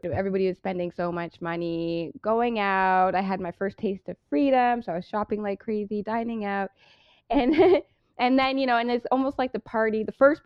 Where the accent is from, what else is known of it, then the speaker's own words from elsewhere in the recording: Brampton, Ontario, Canada; also born or lived in Toronto (Scarborough), Canada; I born and raised in Toronto. Well, I was in Toronto, Scarborough, until I was 7. And then my mom moved my brother and I to Brampton. And that's where I grew up.